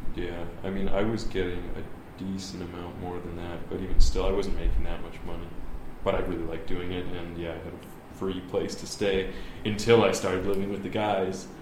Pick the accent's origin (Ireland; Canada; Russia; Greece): Canada; moved away as an adult; also born or lived in Southern Ontario / China; I grew up in a small town in Canada.